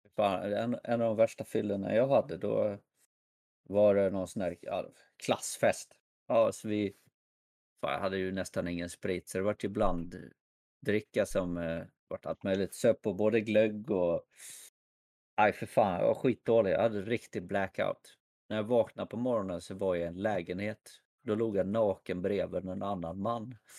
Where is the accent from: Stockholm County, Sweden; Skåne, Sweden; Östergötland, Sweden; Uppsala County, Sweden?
Uppsala County, Sweden; Bålsta; now in Värmland, Sweden; jag kommer från Bålsta. men jag bor i Värmland